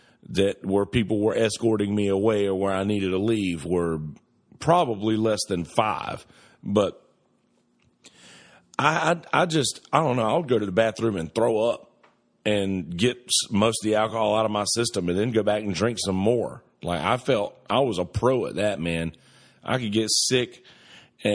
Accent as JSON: {"language": "English", "country": "United States", "said": "I'm an American"}